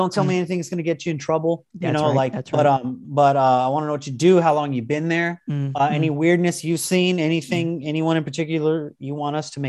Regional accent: Northern California, United States; now in Los Angeles, United States; I'm from NorCal too.

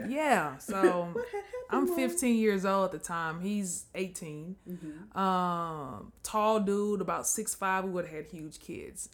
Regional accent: Mississippi, United States; moved away; also born or lived in Natchitoches, Louisiana; Mississippi, where I was from

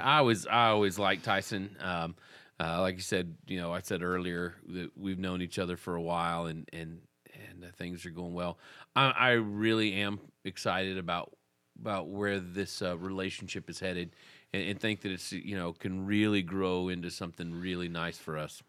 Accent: Texas, United States; growing up in Texas

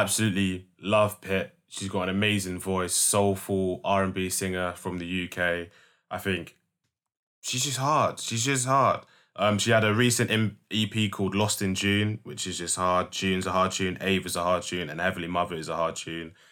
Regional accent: London, United Kingdom; I'm very, very proud to be from London

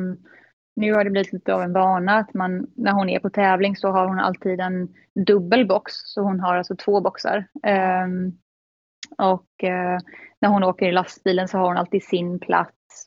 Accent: Gothenburg, Västra Götaland, Sweden; moved away as an adult; now in Netherlands; jag är 29 år från Göteborg, lite utanför Göteborg. Mm. Ehm, där jag växte upp med min familj

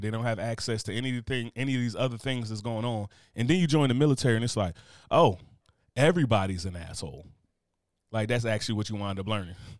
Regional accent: the North, United States; moved away; being a Northerner

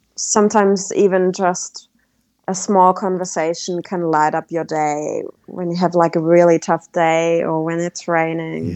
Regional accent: Germany; moved away as an adult; Being back in Germany after four years

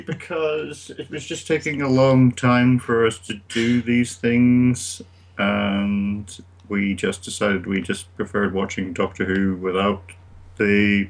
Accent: Ireland

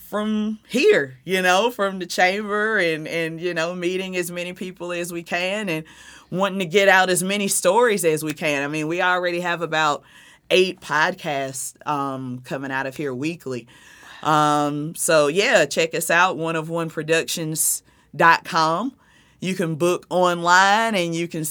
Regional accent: South Carolina, United States; accent: Southern; moved away as an adult; also born or lived in Jersey City, New Jersey; now in Fort Lee, United States; I have a Southern accent, so I'm definitely not from Jersey. I'm from South Carolina, but I've been in Jersey for 10 years.

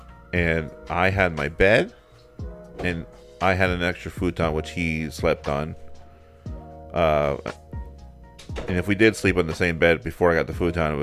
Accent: Pembroke Pines, Florida, United States; My bedroom the entire time I was growing up in Pembroke Pines

